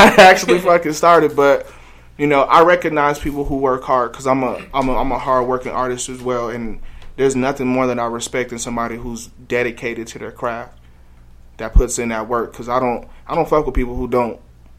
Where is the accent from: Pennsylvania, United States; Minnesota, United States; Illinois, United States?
Illinois, United States; Chicago; now in Denver, United States; I'm from the South Side of Chicago